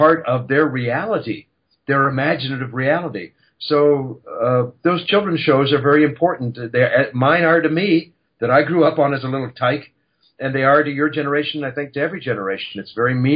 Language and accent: English; Canada; moved away as an adult; now in Los Angeles, United States; I'm a Canadian boy